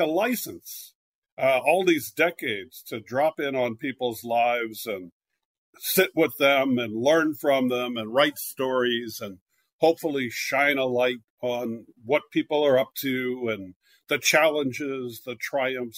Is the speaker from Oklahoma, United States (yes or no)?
no; California, United States; moved away as an adult; also born or lived in Philadelphia / New York